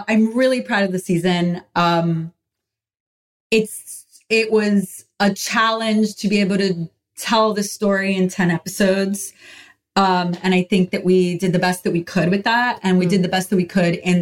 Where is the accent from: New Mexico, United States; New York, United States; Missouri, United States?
New York, United States; New York City; growing up in Washington Heights, you know, living in like a walk-up, pre-war walk-up